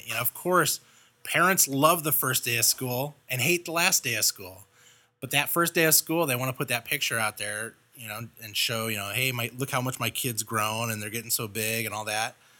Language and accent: English; Los Angeles, California, United States; moved away; I grew up in Los Angeles